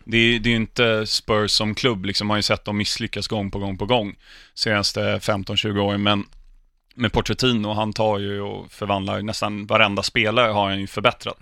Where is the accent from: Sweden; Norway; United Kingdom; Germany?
United Kingdom; England; uppvuxen utanför London